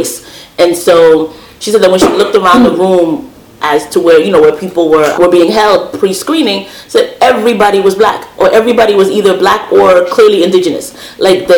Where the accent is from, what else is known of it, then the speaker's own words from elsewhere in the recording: New York City, New York, United States; my parents from Guatemala. I was raised in Brooklyn